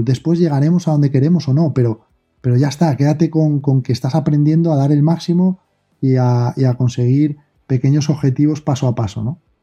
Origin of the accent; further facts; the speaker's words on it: Asturias, Spain; soy de aquí, pero soy asturiano